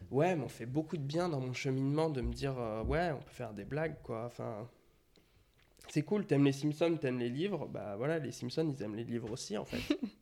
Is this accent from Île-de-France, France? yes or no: yes; Melun, Île-de-France, France; je suis né à Melun